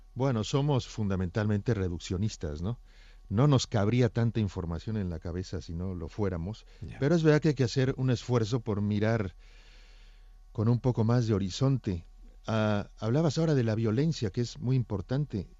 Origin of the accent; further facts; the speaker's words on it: Mexico; now in Barcelona, Spain; un paréntesis mexicano, en una saga barcelonesa